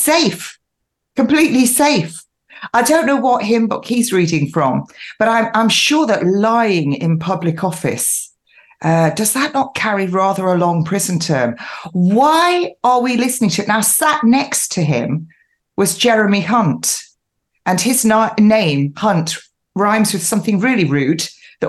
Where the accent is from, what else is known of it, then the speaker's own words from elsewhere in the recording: United Kingdom; now in East Sussex, United Kingdom; I am originally from the Midlands, a mining town